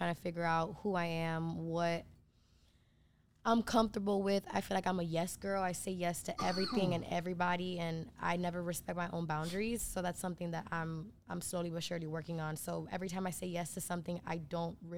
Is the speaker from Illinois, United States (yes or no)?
no; Miami, Florida, United States; I'm from Miami, Florida